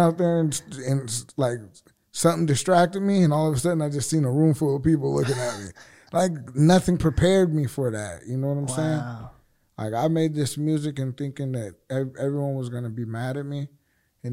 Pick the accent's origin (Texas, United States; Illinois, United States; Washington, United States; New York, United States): Washington, United States; Seattle; we're from Seattle